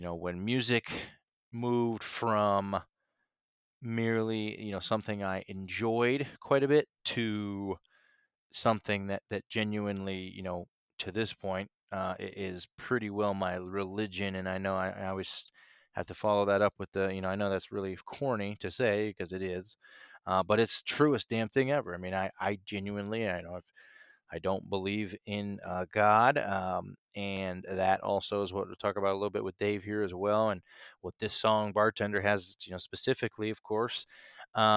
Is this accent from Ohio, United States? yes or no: yes; Northeast Ohio, United States; also born or lived in Nashville; now in Chicago, United States; I grew up in the Midwest in Ohio, in Northeast Ohio